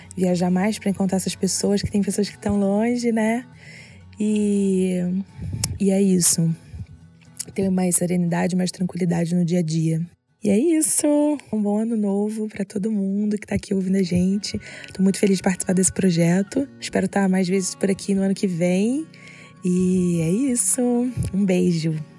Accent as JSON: {"language": "Portuguese", "region": "Rio de Janeiro", "country": "Brazil", "said": "Eu sou carioca"}